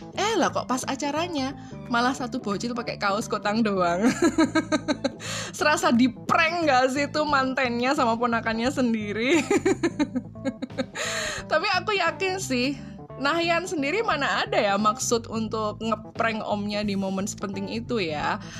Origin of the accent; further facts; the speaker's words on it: Surakarta, Central Java, Indonesia; Aku itu lahir gede di Solo ya, asli wong Solo loh aku iki.